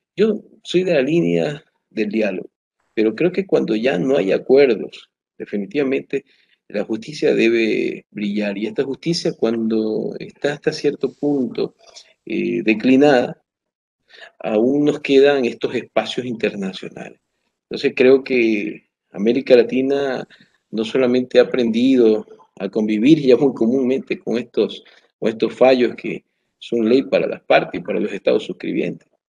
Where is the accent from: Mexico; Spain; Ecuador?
Ecuador; como ecuatorianos